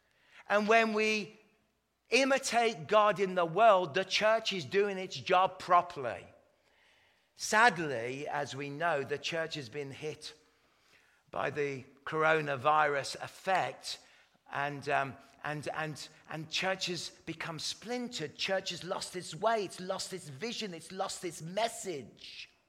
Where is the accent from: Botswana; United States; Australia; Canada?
Canada; I'm actually Canadian, but this is my put my English accent on.